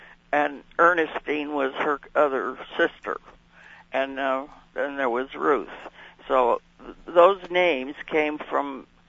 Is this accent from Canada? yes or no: yes; Canada; also born or lived in Bemidji, United States; So I was born in Bemidji, Minnesota. And then about 6 days after that, we went back to Canada to my dad.